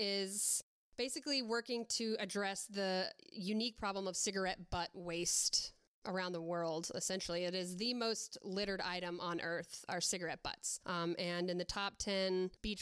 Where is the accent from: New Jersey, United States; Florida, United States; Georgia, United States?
Florida, United States; moved away as an adult; now in Olympia, United States; I'm originally from Florida